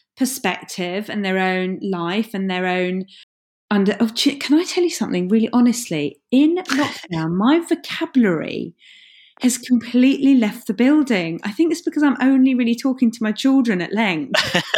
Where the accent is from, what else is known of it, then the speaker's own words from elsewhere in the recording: London, United Kingdom; accent: Cockney; I learned very quickly at school to drop my Cockney accent, because I went to London State School and I dropped my Cockney accent and spoke like this